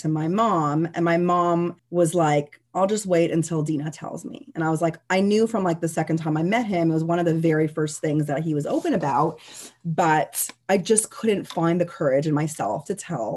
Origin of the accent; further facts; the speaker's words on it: Canada; we're Canadian